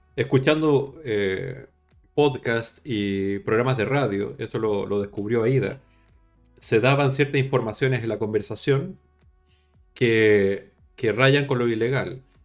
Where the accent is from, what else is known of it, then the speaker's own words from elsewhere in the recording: Chile; yo soy chileno